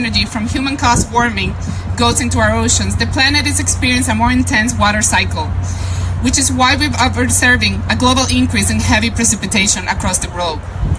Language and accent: English; Puerto Rico; now in South Florida, United States; I'm also from Puerto Rico.